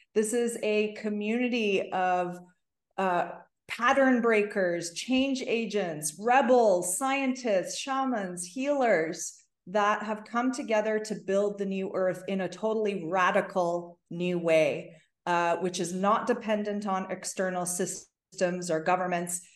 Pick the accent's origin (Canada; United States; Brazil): Canada; Toronto, Ontario; I grew up in Toronto